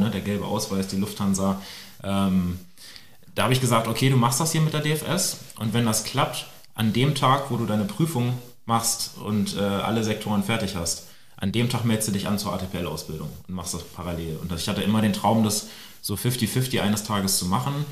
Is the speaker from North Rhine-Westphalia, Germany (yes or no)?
no; Celle, Lower Saxony, Germany; Ich bin in Celle aufgewachsen, also relativ ähm, nah an, an, Hannover. Und ähm, ja, da war ich 14